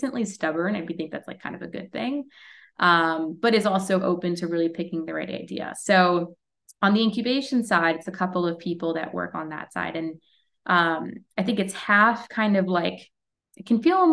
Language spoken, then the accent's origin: English; New York, United States; I'm from New York